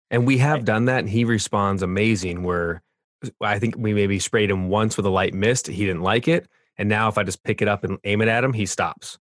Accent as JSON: {"language": "English", "area": "Orange County", "region": "California", "country": "United States", "tie": "born or raised there", "also_born_or_lived": "Boulder, Colorado", "moved": "yes", "said": "I grew up in Orange County, California, but lived in uh, South"}